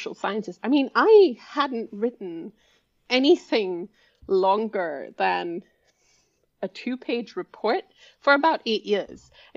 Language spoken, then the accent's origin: English; India; moved away; I grew up in India, where education is very formal